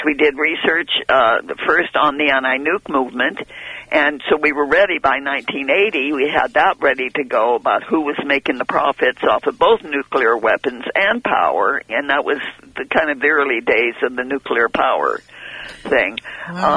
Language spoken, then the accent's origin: English; San Luis Obispo, California, United States; moved away; I came from San Luis Obispo